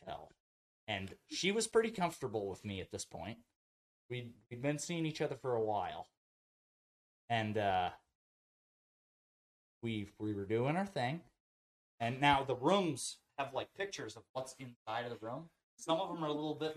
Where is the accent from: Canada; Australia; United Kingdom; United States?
United States; also born or lived in Japan; being an American over there